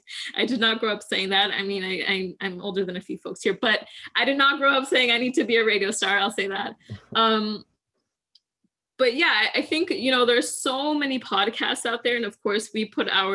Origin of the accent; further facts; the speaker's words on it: Syracuse, New York, United States; moved away as an adult; now in Washington, DC, United States; I was born and raised in Syracuse, New York